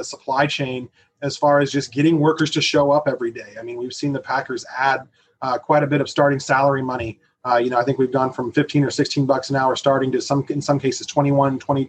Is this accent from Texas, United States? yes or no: no; Arizona, United States; I'm from Arizona